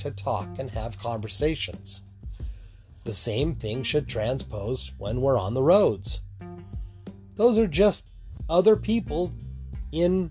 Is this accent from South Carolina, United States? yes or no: no; Utah, United States; When I grew up in Utah